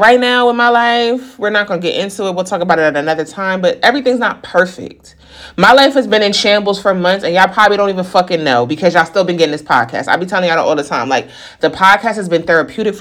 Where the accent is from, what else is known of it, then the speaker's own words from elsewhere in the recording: the North, United States; now in the South, United States; I'm a Northerner.